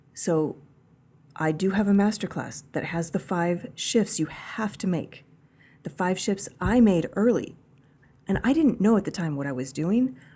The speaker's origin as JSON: {"language": "English", "region": "Kansas", "country": "United States", "tie": "born or raised there", "said": "I grew up in Kansas"}